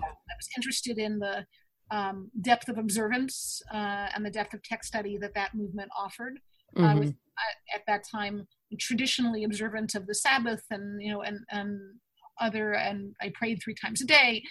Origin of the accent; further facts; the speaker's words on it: Dutchess County, New York, United States; I grew up in Dutchess County, surrounded by trees and streams